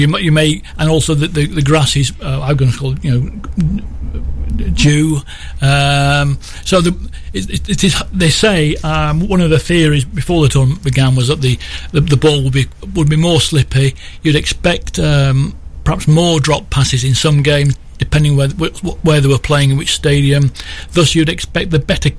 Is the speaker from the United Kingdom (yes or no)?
yes; England, United Kingdom; I'm an Englishman